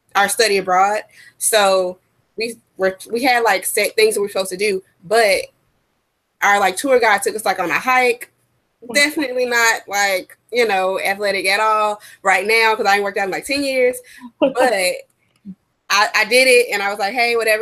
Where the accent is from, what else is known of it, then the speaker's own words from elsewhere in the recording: United States; we're from America